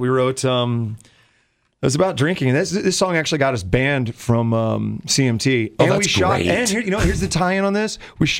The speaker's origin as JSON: {"language": "English", "region": "Florida", "country": "United States", "said": "Majority of them come from Florida, though, which is sad because I'm from Florida."}